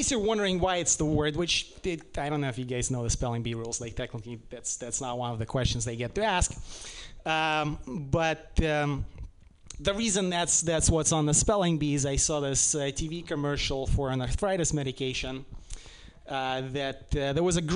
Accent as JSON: {"language": "English", "country": "Russia", "second_language": "English", "moved": "yes", "lives_now": "United States", "said": "I'm from Russia"}